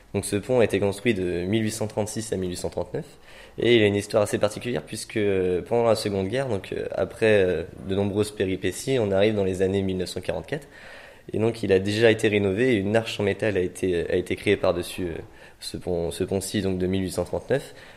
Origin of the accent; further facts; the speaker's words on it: La Roche-Bernard, Brittany, France; also born or lived in Nantes; j'ai grandi à La Roche-Bernard en fait, je suis originaire, je suis originaire d'ici